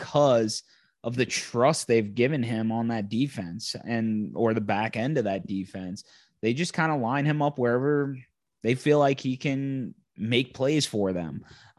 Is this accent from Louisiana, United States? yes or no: yes; Louisiana, United States; both of us growing up in Louisiana, growing up Saints fans.